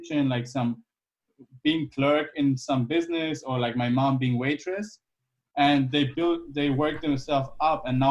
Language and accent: English; Germany; English is a second language; moved away as an adult; also born or lived in Iran / United States; where I grew up in Germany